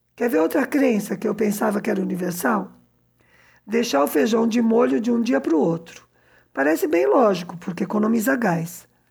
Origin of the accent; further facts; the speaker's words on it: São Paulo, Brazil; moved away as an adult; also born or lived in southern Minas Gerais, Brazil; now in Cuba; eu que sou de São Paulo e morei na fronteira com o sul de Minas